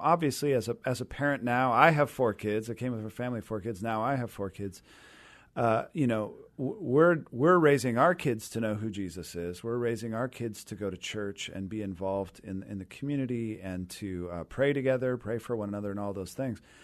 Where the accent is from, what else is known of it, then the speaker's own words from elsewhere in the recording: Renton, Washington, United States; also born or lived in Seattle; I grew up down in the Renton area and, uh, Renton Highlands, so kind of that East Renton corner there